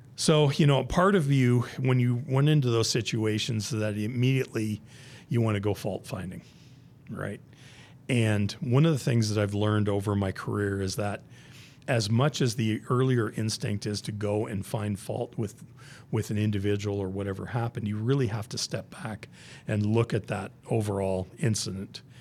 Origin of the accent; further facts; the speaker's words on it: Southern Ontario, Canada; moved away as an adult; also born or lived in Hamilton, Ontario; now in United States; born and raised in Southern Ontario